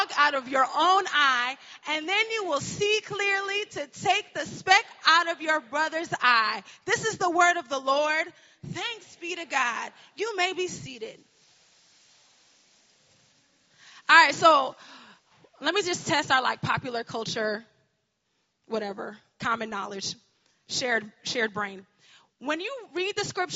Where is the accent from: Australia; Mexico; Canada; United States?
United States; Connecticut; I am from Connecticut